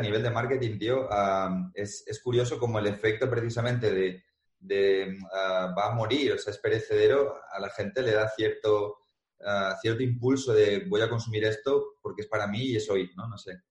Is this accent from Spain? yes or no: yes; Madrid, Community of Madrid, Spain; yo soy de Madrid